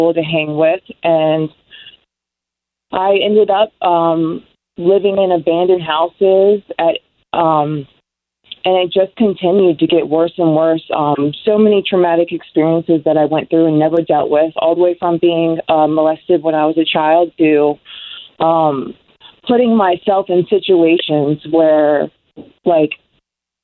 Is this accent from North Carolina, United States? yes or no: yes; North Carolina, United States; I'm originally from North Carolina